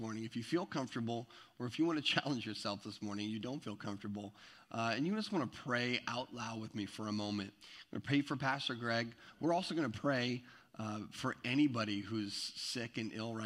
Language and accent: English; Eastern Washington, United States; moved away; I'm from Eastern Washington, where I spent a big chunk of my life is in Eastern Washington